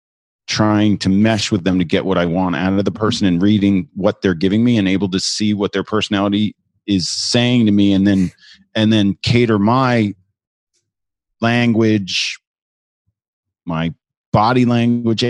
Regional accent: New Jersey, United States; now in New York, United States; I'm originally from New Jersey. I'm a New Yorker now.

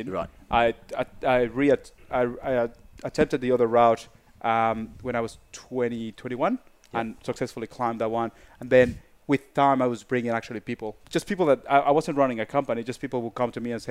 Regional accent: Mexico City, Mexico; growing up in Mexico, um, I had a big advantage. You know, um, Mexico City is 2,000 meters over sea level already and most of the mountains around Mexico City are in the range between 5,000 to 5,700 meters. That was my backyard.

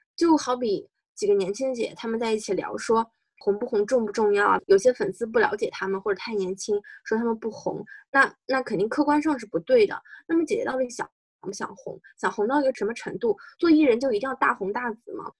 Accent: China; 尤其是作为中国人都明白

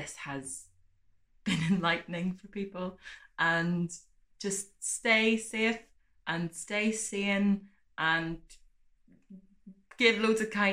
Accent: Ireland; I'm from Ireland

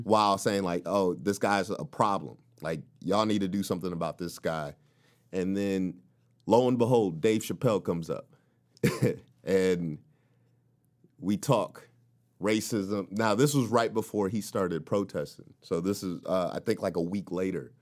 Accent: the South, United States; now in California, United States; from the South, I felt there was a rich black culture.

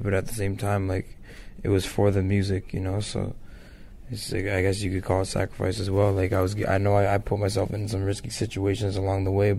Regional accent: Ontario, Canada; so I rep where I'm from. I also rep Toronto. I rep Canada. I rep Ontario.

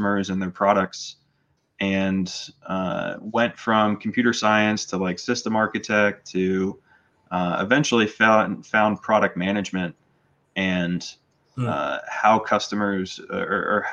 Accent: North Carolina, United States; grew up in North Carolina

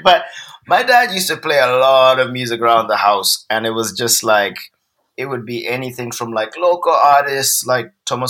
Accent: Harare, Zimbabwe; moved away as an adult; also born or lived in England; now in Los Angeles, United States; I'm from Zimbabwe. Mm-hmm. And so I'm born and raised in Zimbabwe. I grew up there.

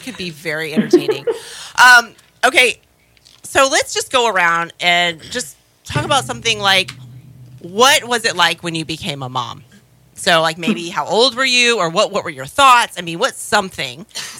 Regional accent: Florida, United States; I was born and raised in Florida.

